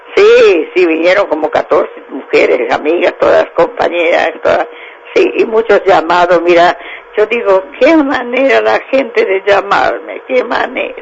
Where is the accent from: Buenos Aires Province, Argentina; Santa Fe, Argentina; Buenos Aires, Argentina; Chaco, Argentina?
Santa Fe, Argentina; Josefina; moved away as an adult; now in María Juana, Argentina; Yo nací en Josefina, provincia de Santa Fe.